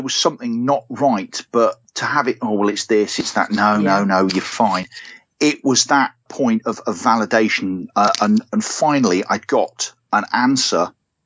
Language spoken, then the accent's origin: English; United Kingdom; now in Devon, United Kingdom; I'm from the Midlands originally